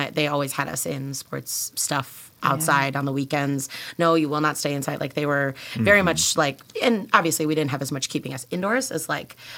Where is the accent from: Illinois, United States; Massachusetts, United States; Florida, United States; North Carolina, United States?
Illinois, United States; Tinley Park; I grew up in Tinley Park.